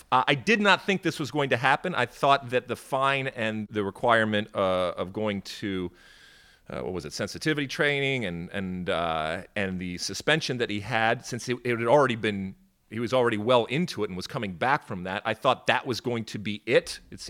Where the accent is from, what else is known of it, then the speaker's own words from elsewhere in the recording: Detroit, Michigan, United States; also born or lived in Athens, Greece; I grew up in the suburbs of Detroit, and I grew up also in Athens, Greece, so kind of going back and forth when I was really young.